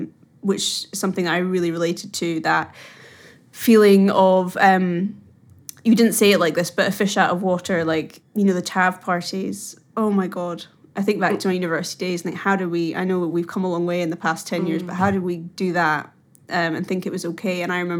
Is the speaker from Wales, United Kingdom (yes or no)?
no; Scotland, United Kingdom; moved away as an adult; came from fairly middle class background, but still for me, coming from Scotland